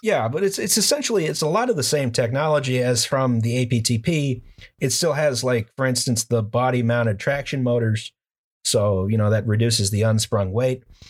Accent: United States; as an American

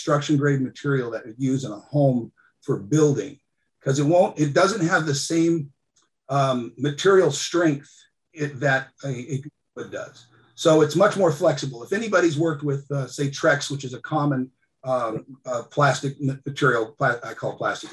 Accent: Cordova, Alaska, United States; I grew up in Cordova, Alaska

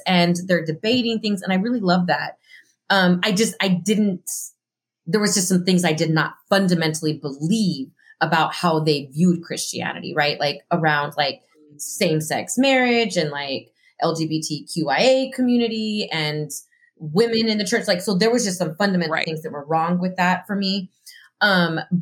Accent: El Paso, Texas, United States; moved away as an adult; also born or lived in Southern California; now in Chicago, United States; I grew up in El Paso, Texas. It's a border city.

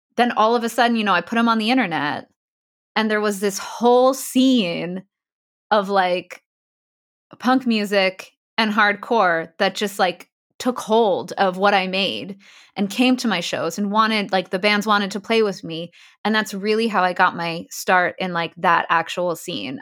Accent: Ramsey, New Jersey, United States; also born or lived in Queens, New York / Long Island, New York; I'm from New Jersey. Actually, I was born in Queens. Uh, lived in Long Island when I was really little, but I grew up in New Jersey.

